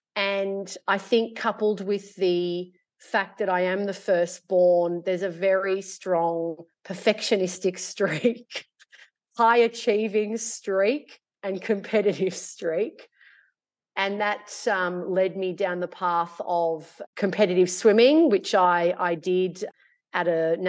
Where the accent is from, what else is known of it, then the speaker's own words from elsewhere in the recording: Australia; born there; In short, I was born in Australia.